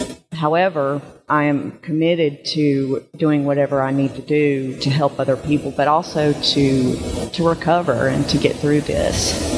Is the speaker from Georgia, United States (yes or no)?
yes; Georgia, United States; I am from Georgia.